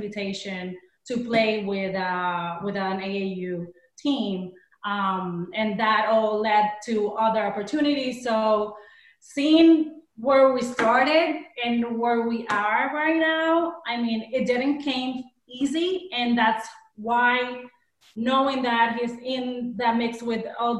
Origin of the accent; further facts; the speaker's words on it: Puerto Rico; moved away as an adult; now in United States; We come from Puerto Rico, small island.